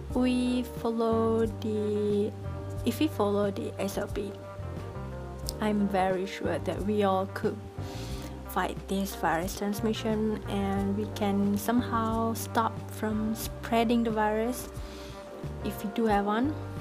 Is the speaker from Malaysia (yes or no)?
yes; Malaysia; as a Malaysian